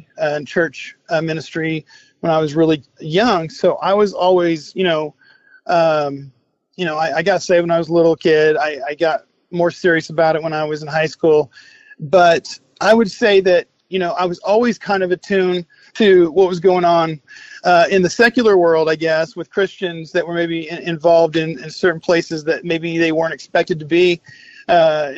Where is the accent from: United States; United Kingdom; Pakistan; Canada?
United States; Oklahoma; also born or lived in Texas / Tulsa, Oklahoma; my family, we're from Oklahoma, and we moved to Texas for a year. And then when I was about 9 or 10 years old, we moved back to Oklahoma. And specifically, we relocated to the Tulsa area